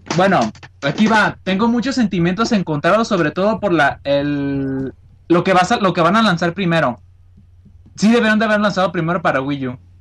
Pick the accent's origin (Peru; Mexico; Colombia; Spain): Mexico; Guadalajara, Jalisco; De Guadalajara, de aquí